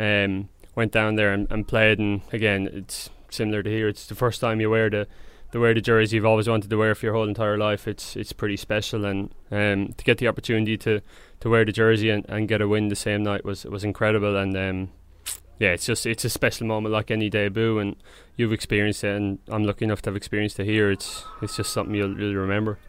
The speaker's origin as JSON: {"language": "English", "town": "Templemore", "region": "Munster", "country": "Ireland", "tie": "born or raised there", "moved": "yes", "lives_now": "Sydney, Australia", "said": "grew up in a small, um, small little area outside a town called Temple Moor."}